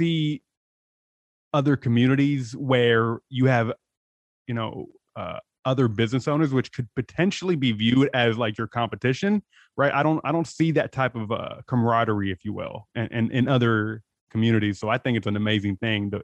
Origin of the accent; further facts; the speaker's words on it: San Diego, California, United States; moved away; also born or lived in Los Angeles; I'm from San Diego originally